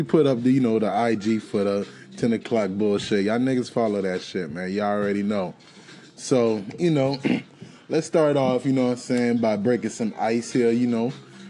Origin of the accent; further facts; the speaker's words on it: Florida, United States; I'm a Florida nigga myself